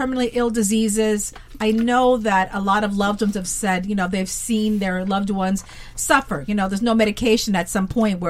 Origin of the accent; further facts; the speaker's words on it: New Jersey, United States; I was born and raised in New Jersey.